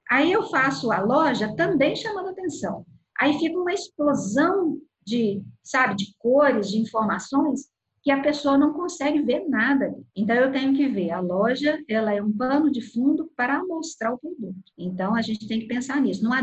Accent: São Paulo, Brazil; now in Rio de Janeiro, Brazil; eu sou de São Paulo e moro no Rio de Janeiro.

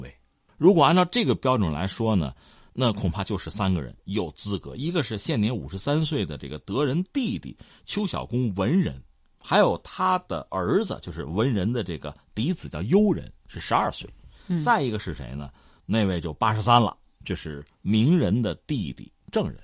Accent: China; 我们中国人

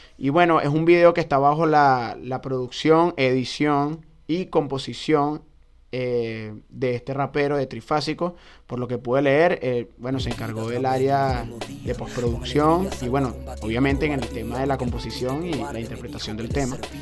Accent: Valles del Tuy, Miranda, Venezuela; de donde yo soy, de los valles del Tuy

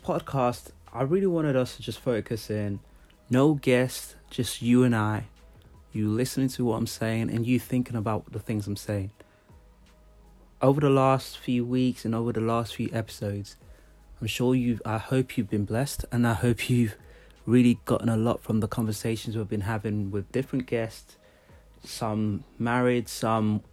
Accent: Nigeria; I'm from Nigeria

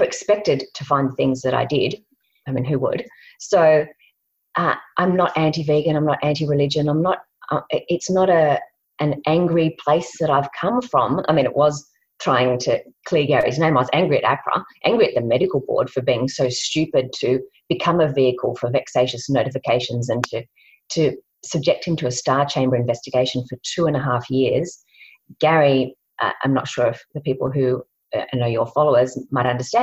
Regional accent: Sydney, New South Wales, Australia; moved away as an adult; also born or lived in Melbourne; now in Launceston, Australia; originally we're from Sydney and then moved to Melbourne

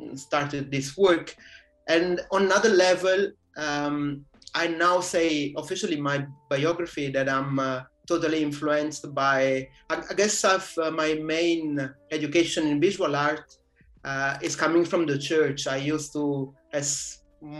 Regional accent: Ottaviano, Campania, Italy; English is a second language; now in Paris, France; I'm from Naples. Actually, not from the city center, but from the Vesuvian area, which is a little bit different.

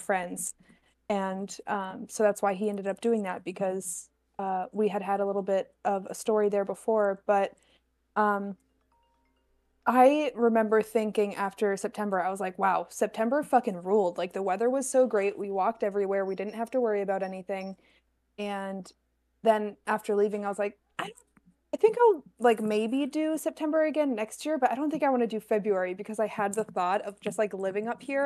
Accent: New Hampshire, United States; now in Rhode Island, United States; I grew up in New Hampshire

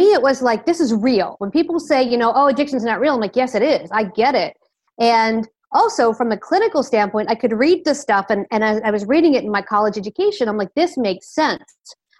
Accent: Philadelphia, Pennsylvania, United States; accent: Philadelphia; now in Miami, United States; I'm in Miami, Florida in the U.S. I am originally from the Philadelphia area. I lost my accent, unlike you guys who have a beautiful accent. The Philadelphia accent is not exactly beautiful.

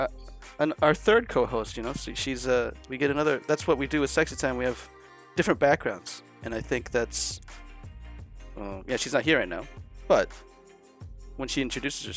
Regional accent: Seattle, Washington, United States; moved away as an adult; now in Japan; I was born and raised in Seattle.

